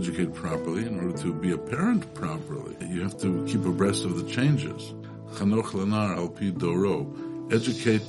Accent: Toronto, Ontario, Canada; moved away as an adult; now in Brooklyn, United States; So, first of all, I'm Canadian. I'm from Toronto.

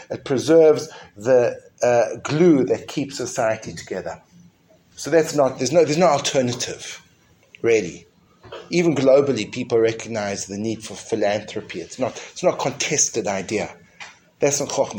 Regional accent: South Africa; When I grew up in school in South Africa, the way that misbehavior was punished was with a cane

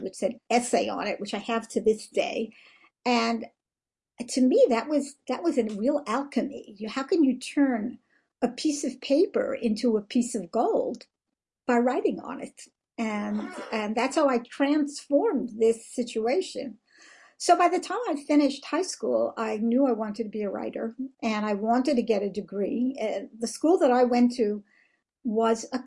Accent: United States; moved away as an adult; now in Israel; I was born in America

